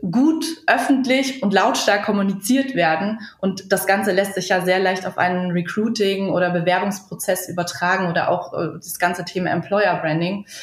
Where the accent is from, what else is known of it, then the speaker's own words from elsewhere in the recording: Munich, Bavaria, Germany; wir kommen ursprünglich aus München. Äh, mittlerweile sind wir hier in im tiefsten Niederbayern located quasi.